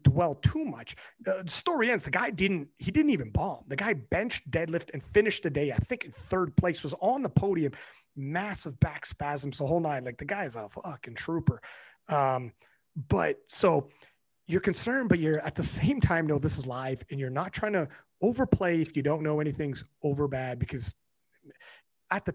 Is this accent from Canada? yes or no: yes; Canada; I'm Canadian, so I don't live in the same city as Kelly